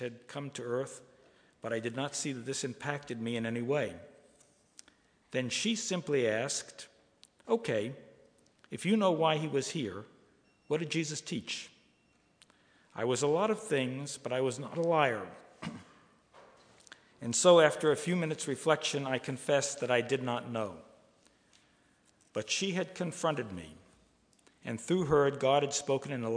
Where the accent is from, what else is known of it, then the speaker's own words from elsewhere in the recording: Oak Ridge, Tennessee, United States; My hometown of Oak Ridge